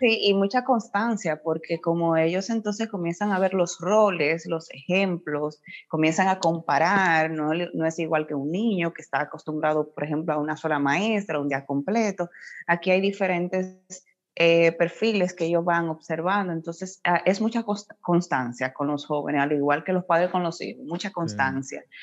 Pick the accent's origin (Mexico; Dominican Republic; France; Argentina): Dominican Republic; Puerto Plata; yo soy de Puerto Plata, ese es mi pueblo natal, orgullosamente de allá